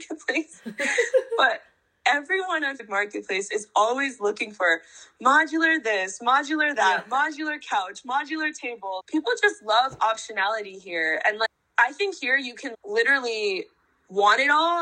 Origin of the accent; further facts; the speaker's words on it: North Dakota, United States; also born or lived in Philadelphia, Pennsylvania; now in New York, United States; I grew up in North Dakota, which is literally the exact opposite of this